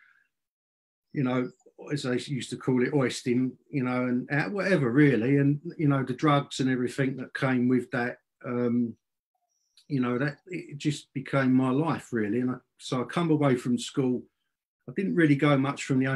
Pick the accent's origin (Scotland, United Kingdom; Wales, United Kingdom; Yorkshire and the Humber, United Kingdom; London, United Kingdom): London, United Kingdom; I was born in South London, England. And I was born into a working class, rough and ready family